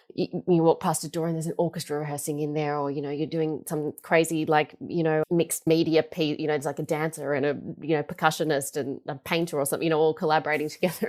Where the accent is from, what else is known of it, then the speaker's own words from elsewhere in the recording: Melbourne, Victoria, Australia; I grew up in Melbourne. I'm a really proud Melburnian